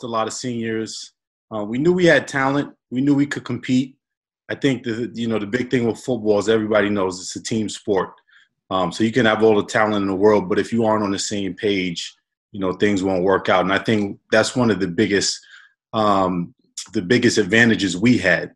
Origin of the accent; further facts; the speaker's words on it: Baldwin, United States; as a kid growing up in Baldwin